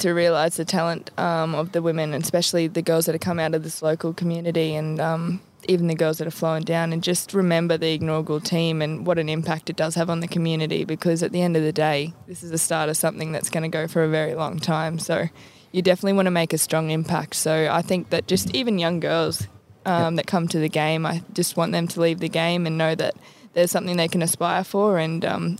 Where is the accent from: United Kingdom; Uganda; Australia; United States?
Australia; Tully, Queensland; growing up in Tully, obviously it's a huge rugby league community